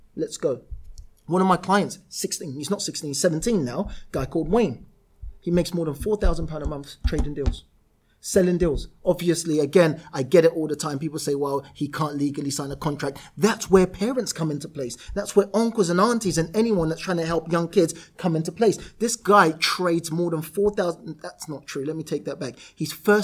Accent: London, United Kingdom; I literally went to where I was born and raised. I wasn't born there, where I was raised in Camberwell.

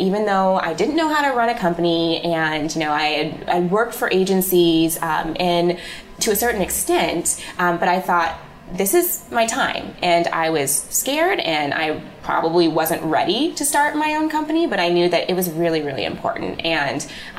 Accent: Midwest, United States; now in New York, United States; but I'm from the Midwest, and everybody told me that publishing was in New York, and so I had to get there.

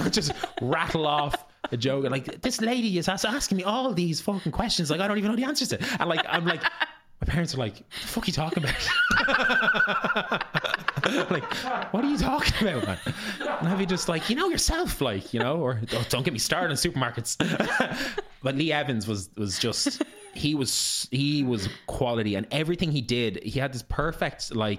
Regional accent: Ireland

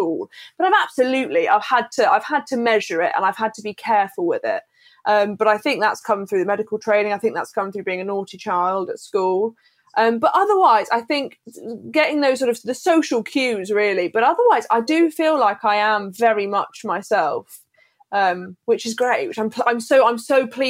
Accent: Bristol, South West England, United Kingdom; now in Manchester, United Kingdom; I'm originally from Bristol, but I now live in Manchester

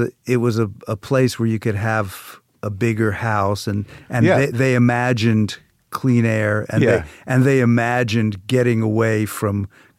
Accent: South Orange, New Jersey, United States; moved away; also born or lived in Newark; I am from New Jersey. I was born in Newark.

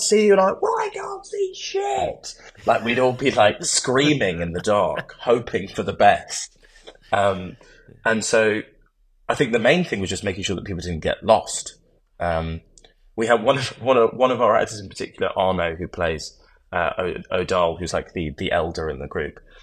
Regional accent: Oxford, South East England, United Kingdom; now in London, United Kingdom; I grew up in Oxford, so I went back to Oxford

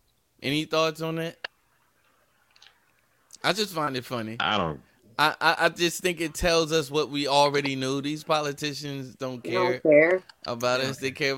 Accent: New Jersey, United States; also born or lived in Atlanta; I'm from Jersey.

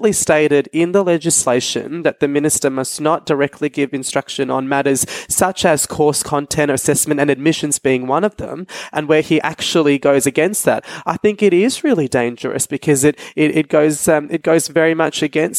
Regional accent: Australia; now in United Kingdom; Australia, my home country

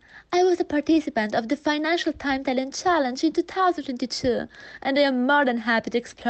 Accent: Italy; now in Seoul, South Korea; I am Polish and Punjabi, and as I was born in Italy, but currently living in South Korea, I consider myself as a citizen of the world.

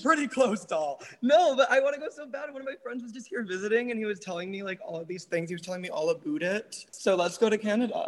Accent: New York, United States; now in Los Angeles, United States; I'm from New York, but I also currently live in LA.

